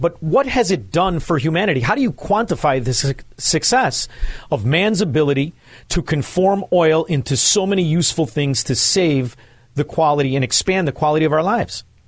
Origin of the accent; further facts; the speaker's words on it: Chicago, Illinois, United States; I'm from Chicago